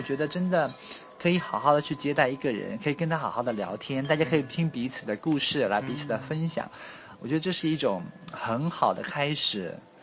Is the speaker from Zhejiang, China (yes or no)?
yes; Wenzhou, Zhejiang, China; moved away as an adult; also born or lived in Wuhan; now in Xiamen, China; 而且我的家乡在温州，那个是一个，呃，生意味很浓的地方